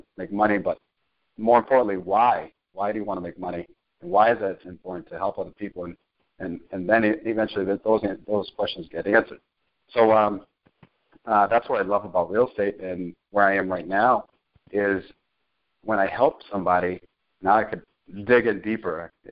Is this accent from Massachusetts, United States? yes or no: yes; Cambridge, Massachusetts, United States; also born or lived in Chelsea, Massachusetts / Salem, Massachusetts; Boston, Massachusetts. Grew up in Cambridge, bounced around from Cambridge to Chelsea